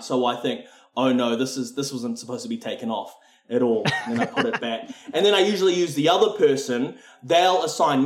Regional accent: Philippines; So I'm Filipino, so we love a Christmas.

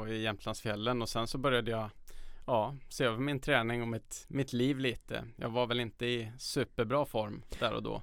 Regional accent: Karlstad, Värmland, Sweden; moved away as an adult; now in Stockholm, Sweden; de gamla områdena som Norrstrand där jag växte upp

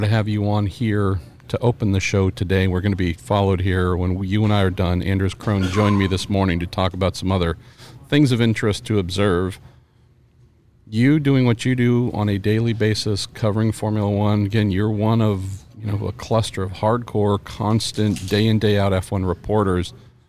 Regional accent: Bay Area, California, United States; I'm from the Bay Area.

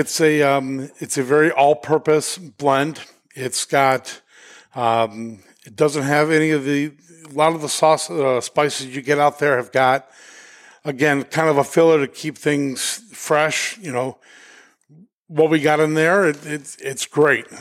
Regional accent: Denver, Colorado, United States; moved away as an adult; now in New Hampshire, United States; we're originally from Denver

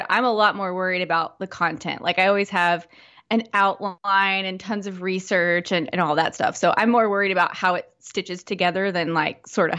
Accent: Fort Smith, Arkansas, United States; now in Conway, United States; I grew up in Fort Smith area.

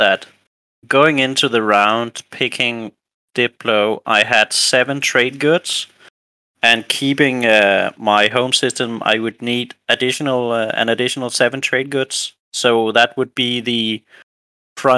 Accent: a little town north of Copenhagen, Capital Region of Denmark, Denmark; I am from Denmark, a little town north of Copenhagen.

